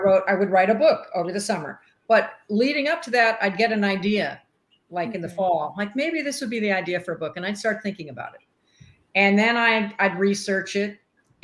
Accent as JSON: {"language": "English", "region": "East Coast", "country": "United States", "tie": "born or raised there", "moved": "as an adult", "lives_now": "Arizona, United States", "said": "growing up on the East Coast"}